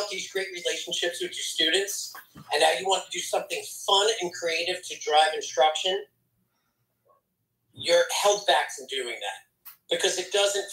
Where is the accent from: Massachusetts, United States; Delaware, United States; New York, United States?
New York, United States; Long Island; I'm born and raised on Long Island